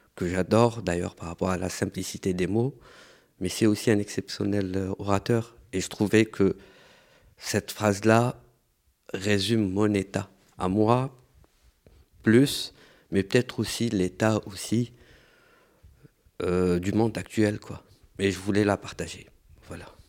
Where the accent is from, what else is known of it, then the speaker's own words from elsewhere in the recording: Algeria; now in Marseille, France; je suis algérien, je suis diplômé de l'école des beaux-arts et je travaille en tant que moniteur